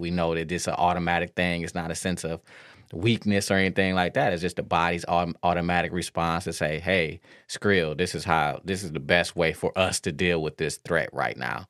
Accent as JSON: {"language": "English", "town": "Detroit", "region": "Michigan", "country": "United States", "tie": "born or raised there", "said": "I grew up in Detroit"}